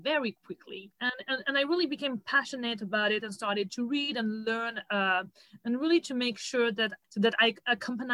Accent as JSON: {"language": "English", "area": "suburb of Paris", "region": "Île-de-France", "country": "France", "tie": "born or raised there", "moved": "as an adult", "lives_now": "New York, United States", "said": "I was born and raised in France, more specifically in the suburb of Paris"}